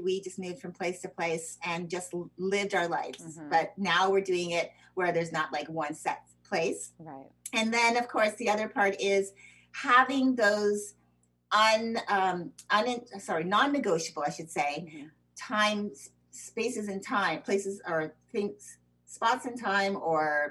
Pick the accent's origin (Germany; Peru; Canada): Canada; also born or lived in United States; I'm American citizen born, but I was also raised in Canada